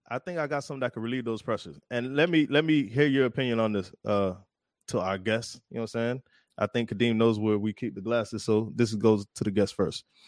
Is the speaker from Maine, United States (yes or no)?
no; South Florida, United States; I was born and raised in South Florida